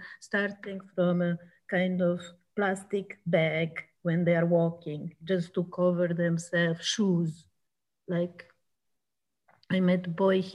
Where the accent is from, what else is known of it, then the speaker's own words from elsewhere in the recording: Serbia; I'm from Serbia